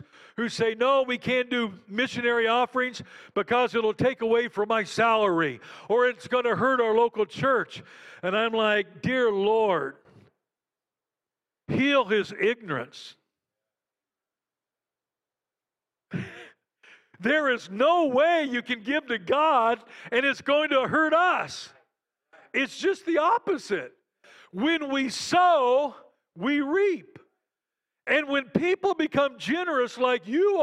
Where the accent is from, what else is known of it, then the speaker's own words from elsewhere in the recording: Western Kansas, United States; moved away as an adult; also born or lived in Caracas, Venezuela; I grew up in Western Kansas, and so I grew up around farmers